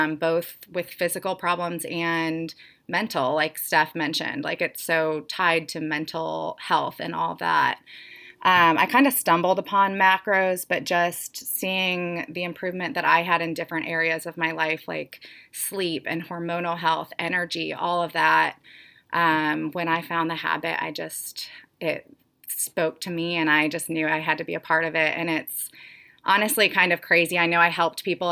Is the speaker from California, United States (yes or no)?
no; St. Louis, Missouri, United States; moved away as an adult; also born or lived in Florida / Columbia, Missouri / Atlanta; I am from St. Louis. I've kind of lived all over, though.